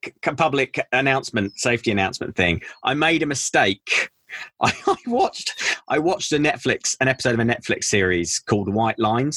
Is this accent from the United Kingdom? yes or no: yes; Reigate, South East England, United Kingdom; I'm from Reigate in Surrey.